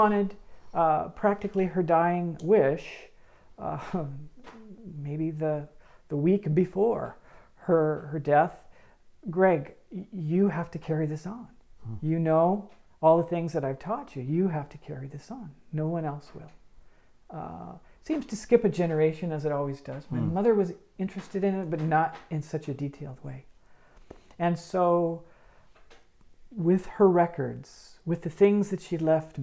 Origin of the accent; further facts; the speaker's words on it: San Jose, California, United States; on Bird Avenue, the old Victorian, where we grew up